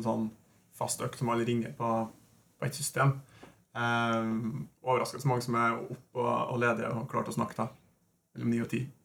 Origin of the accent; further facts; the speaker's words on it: Norway; Vi er jo nordmenn